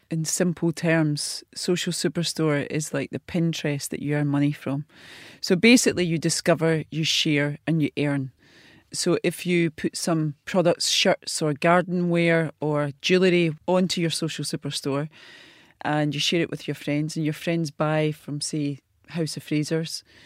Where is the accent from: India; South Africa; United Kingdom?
United Kingdom; Glasgow, Scotland; a wee girl from the East End of Glasgow, life school at fifteen